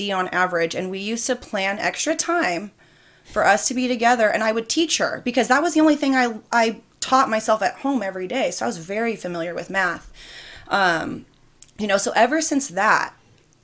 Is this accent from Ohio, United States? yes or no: no; Hawthorne, California, United States; also born or lived in Torrance, California / Bakersfield, California; I lived in Hawthorne up until my sophomore year of high school